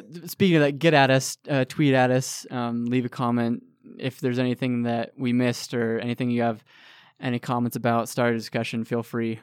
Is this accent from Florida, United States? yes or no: no; California, United States; moved away; I'm from California.